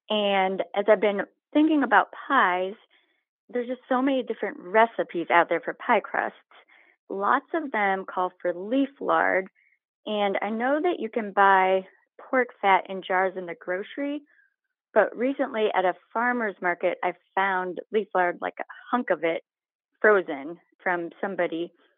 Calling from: Pittsburgh, Pennsylvania, United States; I am in Pittsburgh now.

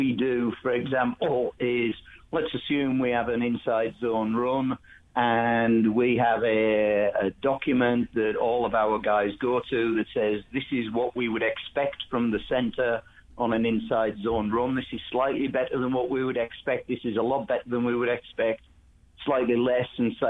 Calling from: Cincinnati, Ohio, United States; The PFF headquarters in Cincinnati.

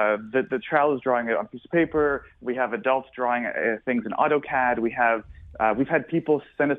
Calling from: South Florida, United States; I'm calling you from sunny South Florida

